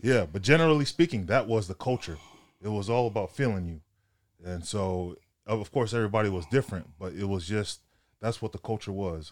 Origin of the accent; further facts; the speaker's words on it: Sacramento, California, United States; moved away as an adult; also born or lived in Los Angeles; I'm from Sac, um, up north, six hours north from L A. um, played high school ball up there, Grant High School